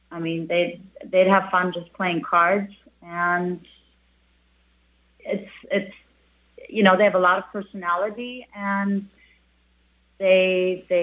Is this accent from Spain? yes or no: yes; Spain; moved away as an adult; now in St. John, US Virgin Islands; And especially on the menu, I mean, when I came here from Spain, I opened up a tapas place, which is La Tapa.